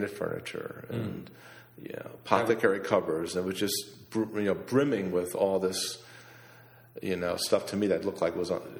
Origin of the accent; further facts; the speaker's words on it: Cheshire, Connecticut, United States; also born or lived in DeLand, Florida; I grew up in Cheshire, Connecticut